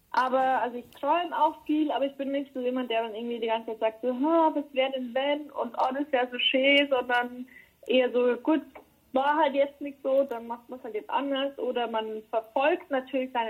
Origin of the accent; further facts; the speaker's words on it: Germany; now in Berlin, Germany; Arbeit und das ist jetzt auch mein Zuhause, Berlin auf jeden Fall. Ähm, aber Kamünster wird immer meine Heimat bleiben.